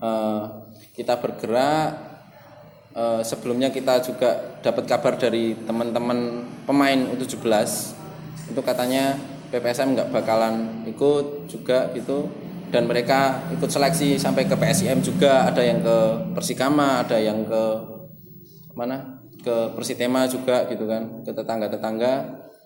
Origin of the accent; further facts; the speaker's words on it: Magelang, Central Java, Indonesia; aku lahir di Magelang, besar di Magelang